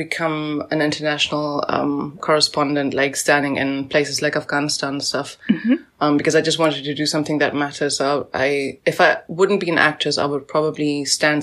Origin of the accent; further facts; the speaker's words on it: South Africa; moved away; I'm from South Africa